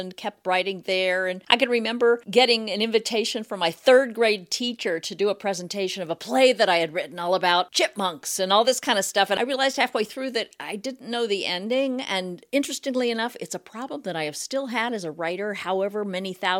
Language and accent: English; California, United States; also born or lived in Washington, D.C.; as a Californian